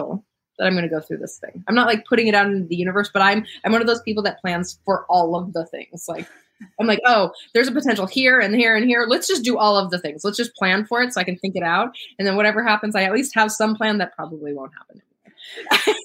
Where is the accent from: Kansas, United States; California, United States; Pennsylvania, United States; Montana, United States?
Montana, United States; moved away; growing up in Montana